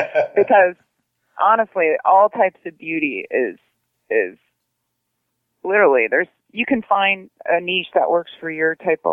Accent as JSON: {"language": "English", "town": "San Diego", "region": "California", "country": "United States", "tie": "born or raised there", "said": "Well, I think growing up in San Diego, I was always at the beach, and it's just kind of a natural transgression because it's kind of a beach chick growing up."}